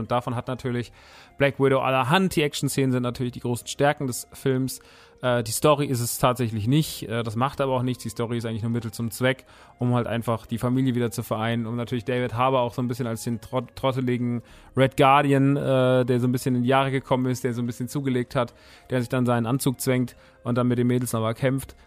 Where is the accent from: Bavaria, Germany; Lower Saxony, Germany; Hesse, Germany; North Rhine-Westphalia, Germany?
Hesse, Germany; Rodgau; Ich bin da groß geworden, ich mag die Stadt sehr. Es ist tatsächlich meine Heimat, Rottgau-Jügesheim